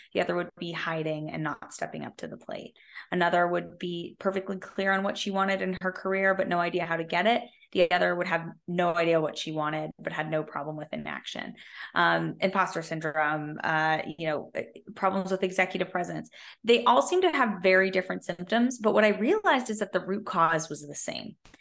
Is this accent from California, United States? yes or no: yes; Silicon Valley, California, United States; I grew up in Silicon Valley